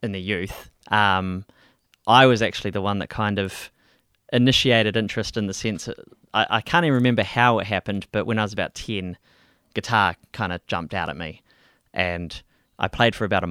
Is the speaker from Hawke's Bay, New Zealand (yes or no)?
no; Christchurch, Canterbury, New Zealand; born and raised here in Christchurch